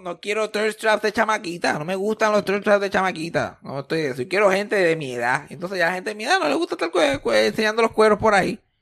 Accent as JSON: {"language": "Spanish", "country": "Puerto Rico", "tie": "born or raised there", "said": "desde que nacimos como puertorriqueños"}